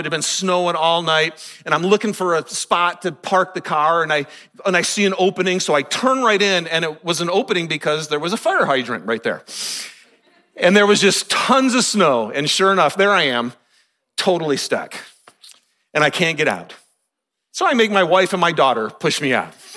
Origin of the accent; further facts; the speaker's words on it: Michigan, United States; moved away as an adult; also born or lived in Kentucky; growing up in Michigan